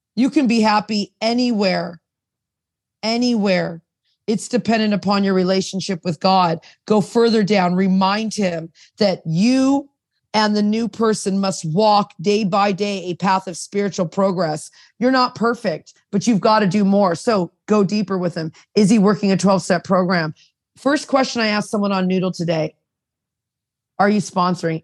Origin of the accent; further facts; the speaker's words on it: United States; now in Toronto, Canada; I was raised in America and then I'm I've been here 30 years in Canada